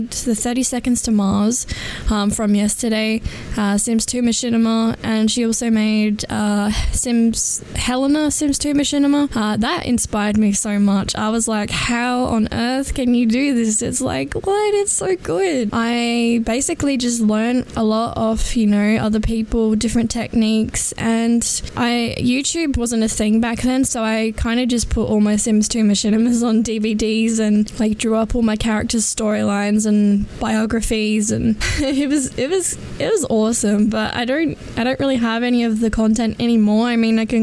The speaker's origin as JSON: {"language": "English", "town": "Adelaide", "region": "South Australia", "country": "Australia", "said": "I am from Adelaide, South Australia."}